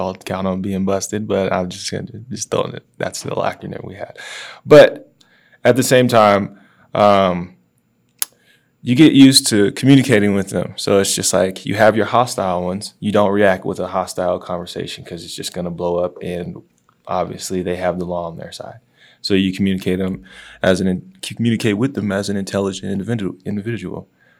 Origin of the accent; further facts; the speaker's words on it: the South, United States; So I'm from the South